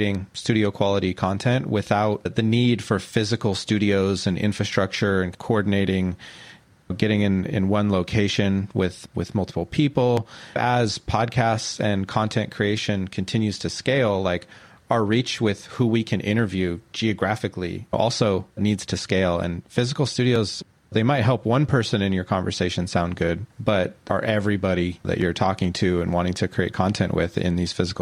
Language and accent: English; Central Valley, California, United States; moved away as an adult; now in Oakland, United States; I'm from California. I grew up in the Central Valley and been out here for a few years